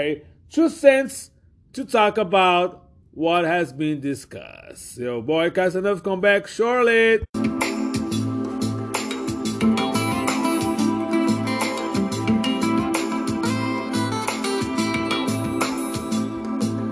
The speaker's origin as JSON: {"language": "English", "country": "Brazil", "moved": "yes", "lives_now": "United States", "said": "I am an immigrant from Brazil, a legal immigrant"}